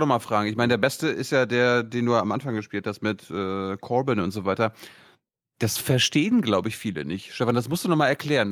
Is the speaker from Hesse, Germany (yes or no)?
no; Neubrandenburg, Mecklenburg-Vorpommern, Germany; born or raised there; moved away